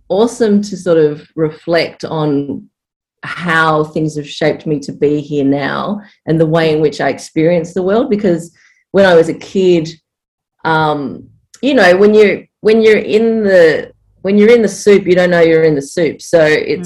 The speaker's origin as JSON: {"language": "English", "town": "Frankston", "region": "Victoria", "country": "Australia", "tie": "born or raised there", "lives_now": "Torquay, Australia", "said": "I was actually born in Frankston, and I was raised down in Franger"}